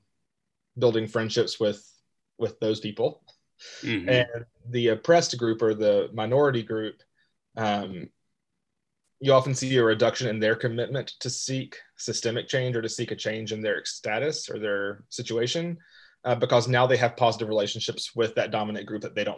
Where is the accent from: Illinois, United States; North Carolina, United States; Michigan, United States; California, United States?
North Carolina, United States; Western; moved away as an adult; also born or lived in Ecuador / Chile; now in Rock Hill, United States; I grew up in Western North Carolina